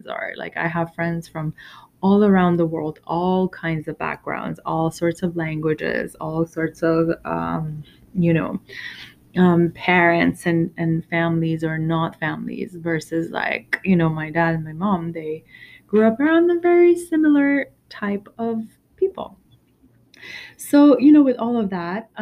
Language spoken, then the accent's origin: English; Iran; I was born in Iran during, right after it, the biggest revolution of its history